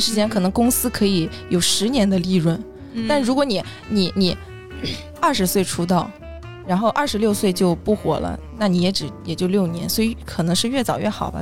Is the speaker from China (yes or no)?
yes; Shandong, China; now in Hangzhou, China; 我是山东人，现在在杭州